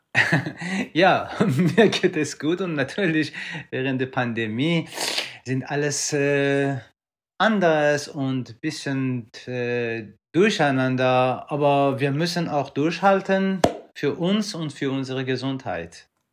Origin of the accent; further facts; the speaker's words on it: Iran; moved away; ich komme ursprünglich aus dem Iran